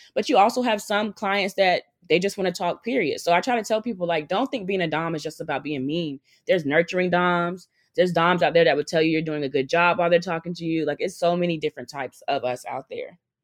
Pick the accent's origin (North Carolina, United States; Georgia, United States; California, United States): North Carolina, United States; moved away as an adult; now in New York, United States; I moved to New York by myself 'cause I'm originally from North Carolina